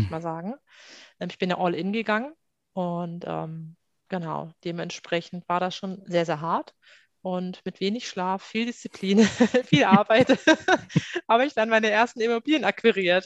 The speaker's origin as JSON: {"language": "German", "town": "Salzgitter", "region": "Lower Saxony", "country": "Germany", "tie": "born or raised there", "moved": "as an adult", "lives_now": "Hamburg, Germany", "said": "komme an sich aus Salzgitter. Dort bin ich groß geworden"}